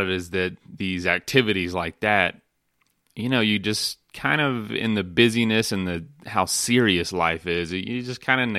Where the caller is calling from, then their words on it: Denver, Colorado, United States; I'm I'm I'm coming from Denver, Colorado. That's home.